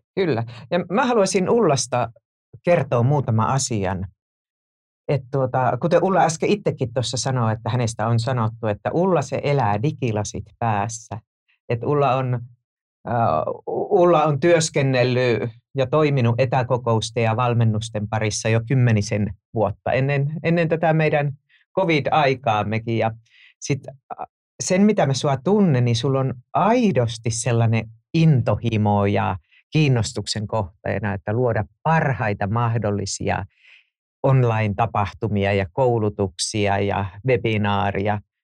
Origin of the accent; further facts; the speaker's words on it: Joensuu, North Karelia, Finland; moved away; mä oon syntynyt Tuupovaarassa, joka myös on nykyisin Joensuun Tuupovaara.